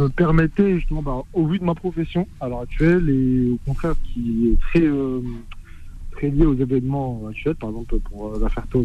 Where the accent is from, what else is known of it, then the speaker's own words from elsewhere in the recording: Algeria; now in France; Bah, moi, je suis algérien d'origine.